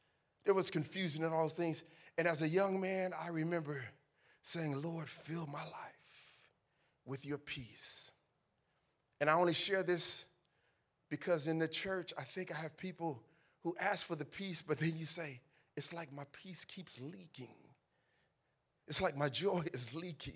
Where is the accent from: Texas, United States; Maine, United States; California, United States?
California, United States; I'm from California